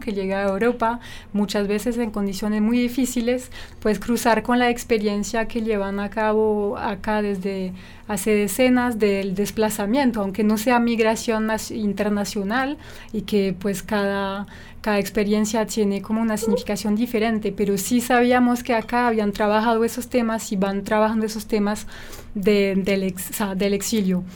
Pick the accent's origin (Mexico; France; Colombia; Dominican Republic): France; now in Toulouse, France; desde allá, desde Francia